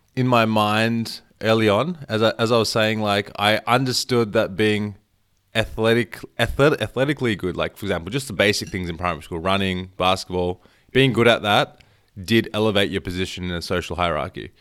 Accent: Melbourne, Victoria, Australia; I was born in Melbourne, but my parents were born there, and they came here, like, fifty years ago

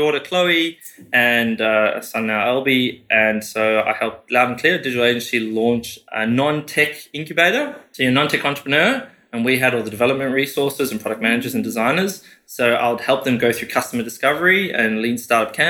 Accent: South Africa; moved away as an adult; also born or lived in United Kingdom; now in Australia; born and raised in South Africa, finished high school, went to the UK, worked there for 4 years

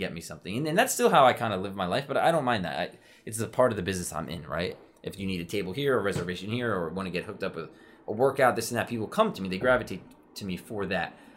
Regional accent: Westchester, New York, United States; growing up in Westchester, I played for F C Westchester

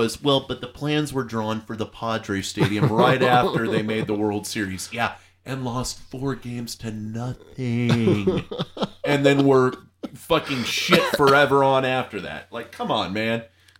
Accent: Arizona, United States; I'm from Arizona, and I fucking despise the Cardinals.

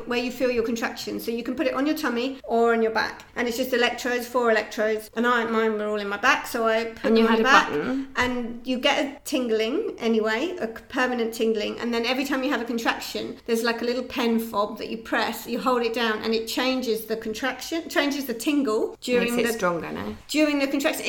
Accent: Sussex, South East England, United Kingdom; moved away as an adult; also born or lived in London; now in Barcelona, Spain; I'm from Sussex in England, but we were in London.

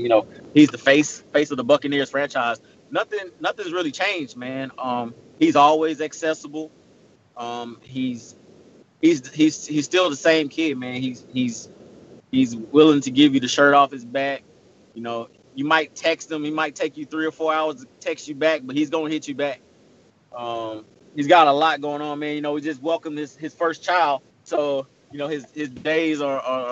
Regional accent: Alabama, United States; where we grew up in Alabama

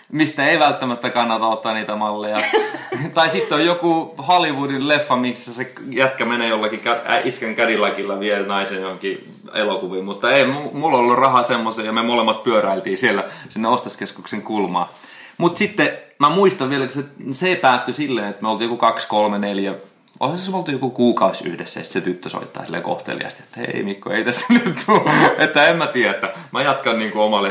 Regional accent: Finland; moved away; also born or lived in United States; silloin kun mä tulin Suomeen joku seitsemän vuotta sitten, niin mä aloitin niin kuin tanssikoulun kehittämisellä ja mun suomen kielen taidot ei ollut enää niin hyvä. Mä olin 12 vuotta ollut Jenkessä enkä muistanut hirveästi, miten suomen kieltä enää

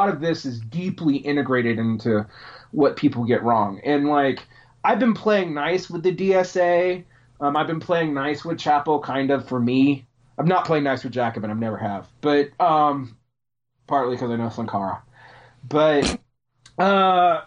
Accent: Georgia, United States; born or raised there; moved away

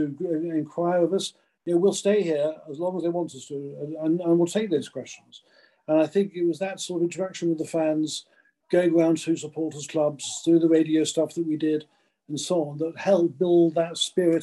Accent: England, United Kingdom; I came from the South, and I haven't got a Northern accent or anything

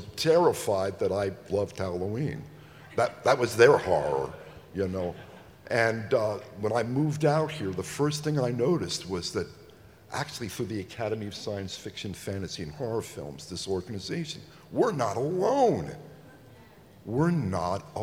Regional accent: Italy; I grew up in Italy

